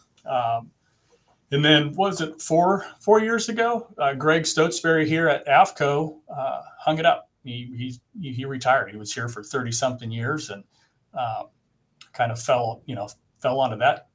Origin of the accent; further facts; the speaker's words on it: Lake Forest, California, United States; I grew up here in Lake Forest